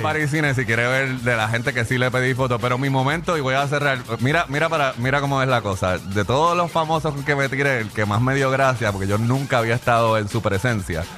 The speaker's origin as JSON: {"language": "Spanish", "country": "Puerto Rico", "said": "yo soy de Puerto Rico"}